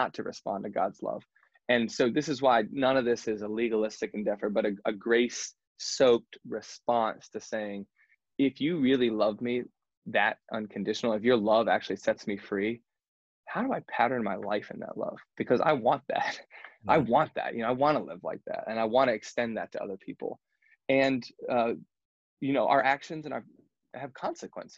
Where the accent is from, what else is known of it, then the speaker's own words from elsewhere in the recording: United States; we're American